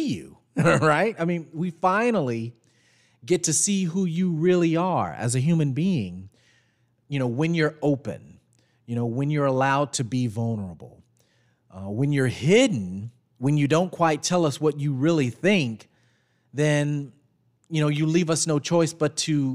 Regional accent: McComb, Mississippi, United States; moved away; growing up in Macomb

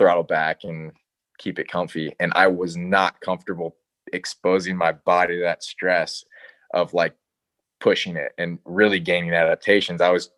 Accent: Chicago, Illinois, United States; moved away; I'm from Chicago originally

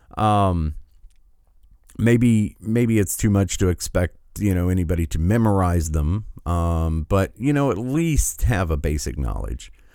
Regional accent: Michigan, United States; my home state

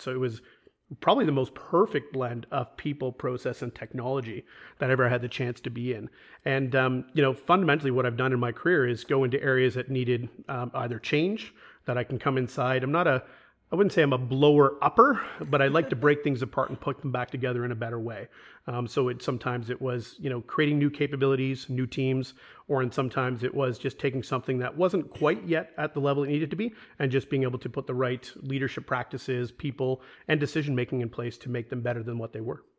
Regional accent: Toronto, Ontario, Canada; moved away as an adult; Born and raised in Toronto

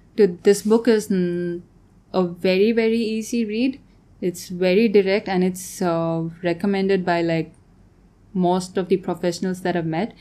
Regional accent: Tanzania; moved away as an adult; also born or lived in Bangalore, India / Vienna, Austria; I grew up in Tanzania. I was there most of my life, and then I moved to Bangalore to study architecture.

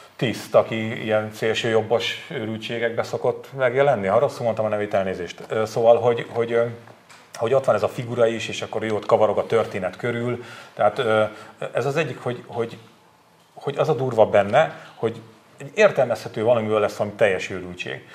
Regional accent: Borsod-Abaúj-Zemplén, Hungary; moved away; én Borsodabói Zemplén megyei vagyok

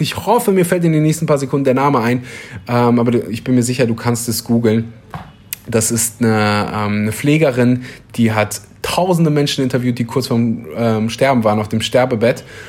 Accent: Kleverland, North Rhine-Westphalia, Germany; now in Bali, Indonesia; Also da, wo ich herkomme, aus dem wunderbaren äh, Rheinland, Kleverland

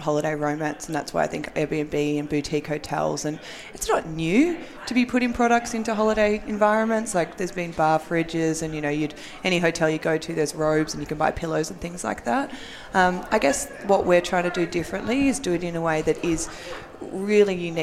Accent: Australia; accent: Australian; moved away as an adult; now in United States; I'm Australian. And so we were doing this in Australia for a year before we moved over here

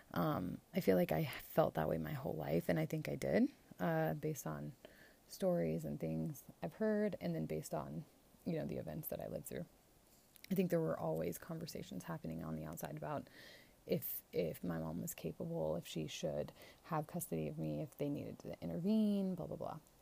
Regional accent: Florida, United States; my home state of Florida

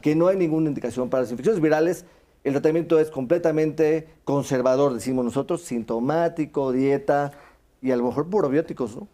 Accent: Veracruz, Mexico; moved away; yo soy veracruzano

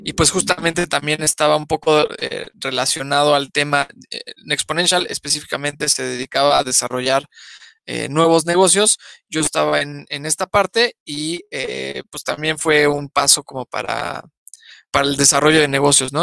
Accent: Mexico; los, primeros enemigos de los mexicanos somos los mexicanos

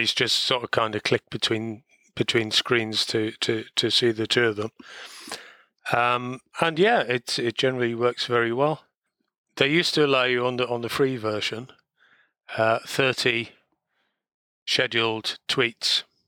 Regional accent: Wales, United Kingdom; being Welsh

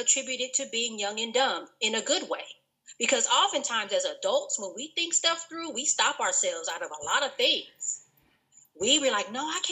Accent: Los Angeles, California, United States; I am from South Los Angeles, born and raised

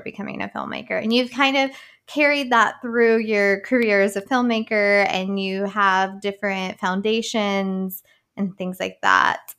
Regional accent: Boone County, West Virginia, United States; moved away; I'm from Boone County

